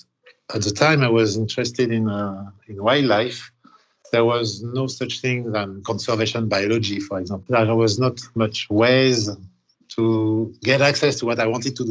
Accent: Paris, Île-de-France, France; moved away; I am originally from Paris, actually the suburb.

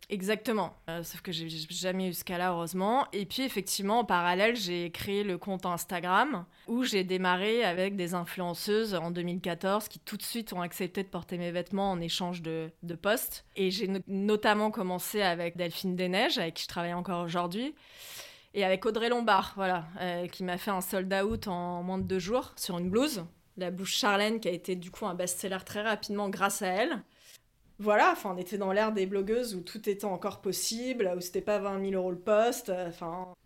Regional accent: Sucy-en-Brie, Île-de-France, France; also born or lived in Gassin, Var / Dourdan / Paris; Je suis née dans le sud, à Gassin, euh, la région du Var. Et j'ai grandi euh, à Sucy-en-Brie dans le 94. Et puis après, j'ai fait mon lycée à Dourdan dans le 91

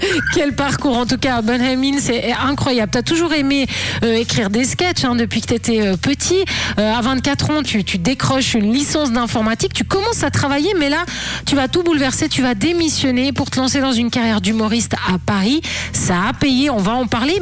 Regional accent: Switzerland; t'es chez nous, en Suisse

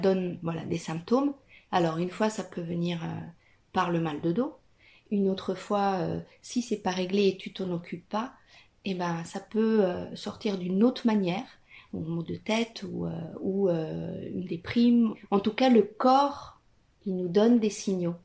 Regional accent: Italy; French is a second language; moved away as an adult; now in France; Je suis italienne.

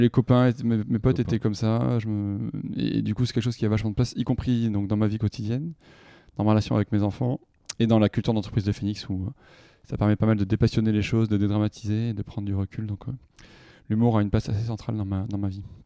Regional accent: Toulouse, Occitania, France; je suis né en 83, c'est un petit moment déjà, à Toulouse, dans le sud-ouest

